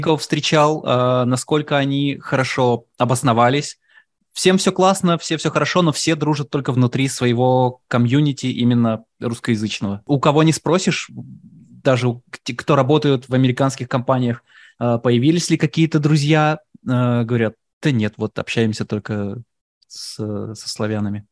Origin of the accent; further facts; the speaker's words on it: Moscow, Russia; now in United States; Я говорю, так и так, Москва.